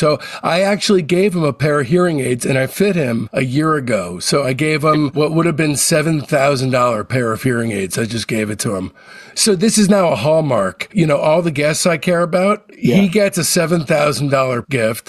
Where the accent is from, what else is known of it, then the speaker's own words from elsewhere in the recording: New Jersey, United States; moved away as an adult; also born or lived in Boston / San Francisco / Los Angeles / Long Beach; I grew up in New Jersey